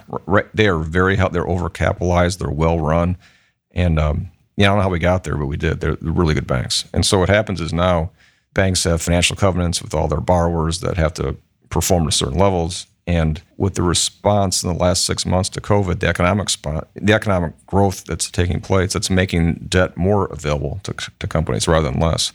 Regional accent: Michigan, United States; moved away as an adult; now in Columbus, United States; I, um, you know, grew up in Michigan.

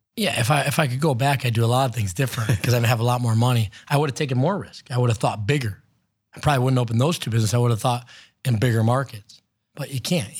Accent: North Olmsted, Ohio, United States; also born or lived in Lakewood, Ohio / Cleveland, Ohio; I grew up in Cleveland, was born in Lakewood, grew up in North Olmsted

